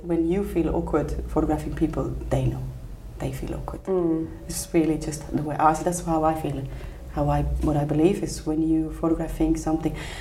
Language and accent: English; Switzerland; also born or lived in India / Bhutan; I came back to live in Switzerland when I was six.